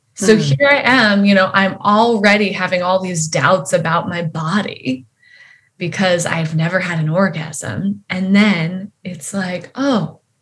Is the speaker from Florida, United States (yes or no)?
no; Wyoming, United States; I grew up in Wyoming and in a fairly like religious home.